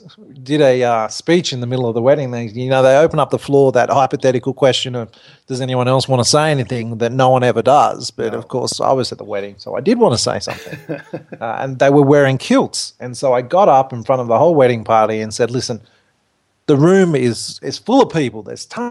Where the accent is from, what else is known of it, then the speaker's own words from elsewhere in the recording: Australia; I'm an Australian.